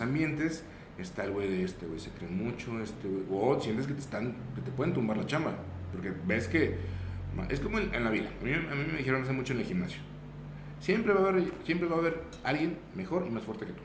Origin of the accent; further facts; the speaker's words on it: Zacatecas, Mexico; also born or lived in Aguascalientes; Yo no soy de aquí, yo, yo soy de la ciudad de Aguascalientes pero llegué aquí en la ciudad de Zacatecas a los 3, 4 años.